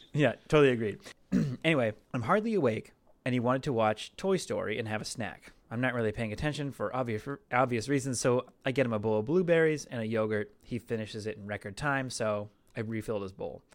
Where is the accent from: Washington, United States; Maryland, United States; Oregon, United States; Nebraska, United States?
Washington, United States; Seattle; now in Los Angeles, United States; growing up in Seattle